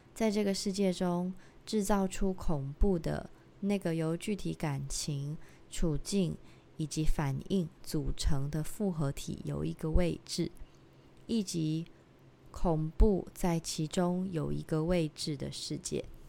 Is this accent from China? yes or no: no; Tainan, Taiwan; 我是一个，呃，台南人，我不可能做的一个选择是我，我要变成一个台北人，这样子，因为我就是在台南出生的